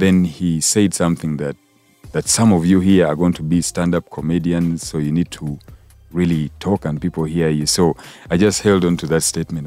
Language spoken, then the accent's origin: English; Kampala, Uganda; I grew up in uh, a place called Nakawa Quarters